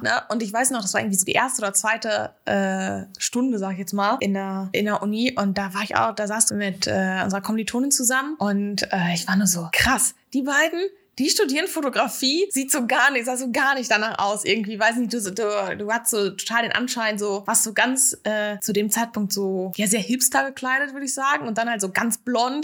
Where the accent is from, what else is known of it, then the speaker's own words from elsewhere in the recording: Ostwestfalen-Lippe, North Rhine-Westphalia, Germany; moved away as an adult; now in Hamburg, Germany; kam ja ursprünglich aus der Ecke Ostwestfalen-Lippe